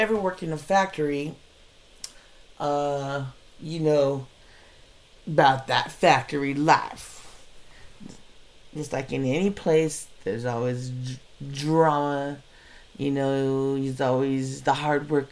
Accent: Orange County, California, United States; moved away; also born or lived in Riverside, California; I came from Orange County and moved to, apparently, the ghetto of Riverside, Cali at that time

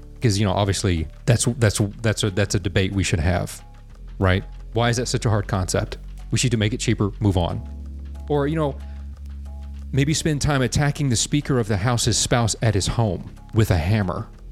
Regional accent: United States; the American people, by the way, we number over 300 million

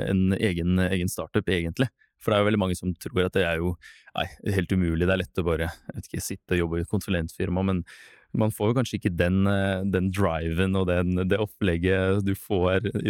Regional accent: Russia; Norwegian is a second language; Jeg kommer fra Russland.

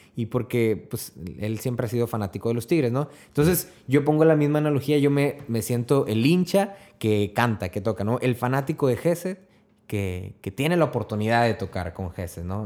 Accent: Mexico; Siendo el país, de mi país natal

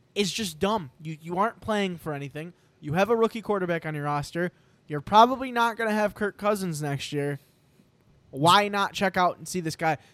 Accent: New York, United States; we're from New York

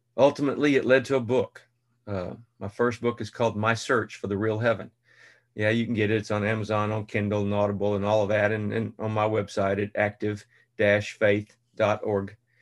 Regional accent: Central Texas, United States; Dad had an office on the square in this small town of two thousand, Central Texas

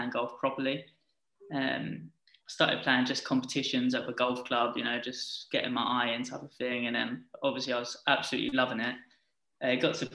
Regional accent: Essex, East of England, United Kingdom; I'm from Essex

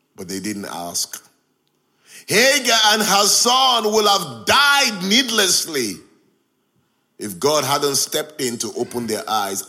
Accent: Nigeria; moved away as an adult; now in Hull, United Kingdom; I grew up in Nigeria. I left Nigeria at the age of 24.

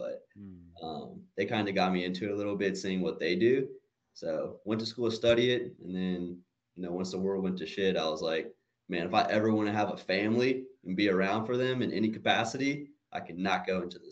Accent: Woodstock, Georgia, United States; from Woodstock, Georgia, actually. Been born and raised here

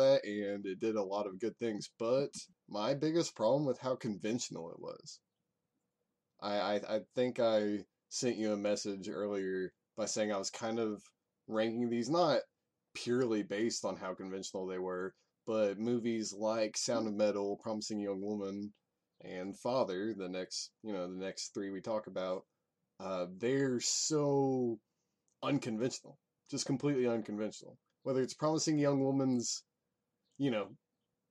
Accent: United States; American-educated white kid

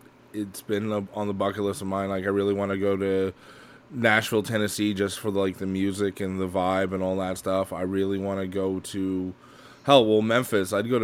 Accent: Montreal, Quebec, Canada; I'm from Montreal.

